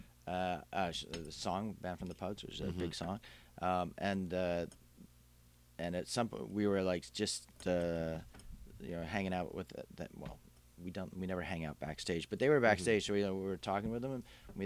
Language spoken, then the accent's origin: English; Canada; we are Canadian